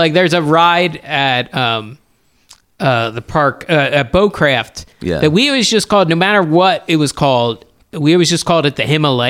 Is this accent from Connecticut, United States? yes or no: no; outside of Philadelphia, Pennsylvania, United States; also born or lived in South Jersey; I grew up outside of Philadelphia, but I spent a lot of time in South Jersey.